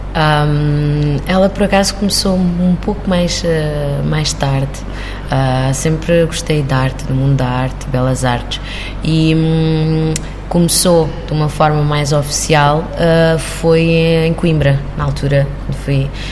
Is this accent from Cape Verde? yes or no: yes; Cape Verde; moved away as an adult; also born or lived in Havana, Cuba; now in Portugal; eu nasci em, em Havana, Cuba, eh, e cresci em Cabo Verde. E só, só crioula